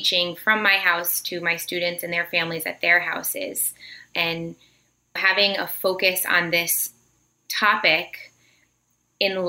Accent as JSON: {"language": "English", "region": "Connecticut", "country": "United States", "tie": "born or raised there", "also_born_or_lived": "Virginia", "said": "I grew up here in Connecticut"}